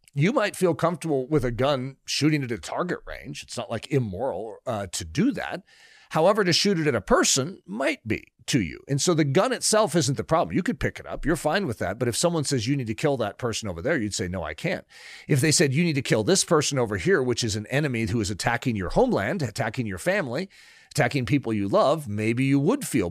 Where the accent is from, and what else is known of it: United States